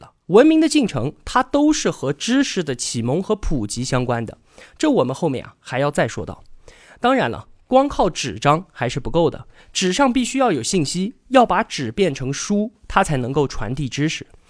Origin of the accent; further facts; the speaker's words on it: China; 我们中国人